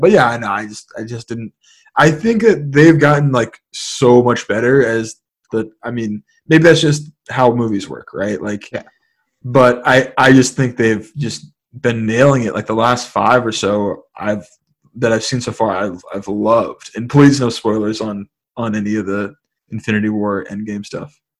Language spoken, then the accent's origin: English; San Francisco, California, United States; growing up in San Francisco, uh, the majority of my the majority of like my my early years in San Francisco